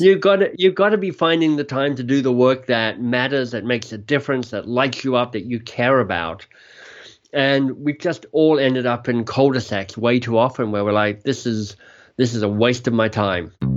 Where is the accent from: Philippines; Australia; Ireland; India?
Australia; moved away as an adult; also born or lived in Oxford, United Kingdom / London, United Kingdom / Boston, United States; now in Toronto, Canada; I'm Australian, left Australia, was a Rhodes Scholar, ended up at Oxford